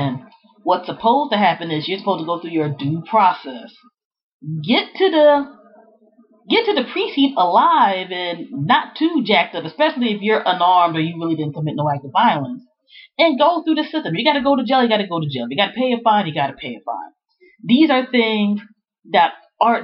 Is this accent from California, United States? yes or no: no; Prince George's County, Maryland, United States; Growing up in the Prince George's County, Maryland area, back in the 80s and 90s